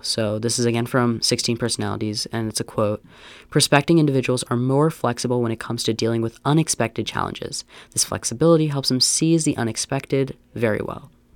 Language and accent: English; Pennsylvania, United States; moved away; I'm from Pennsylvania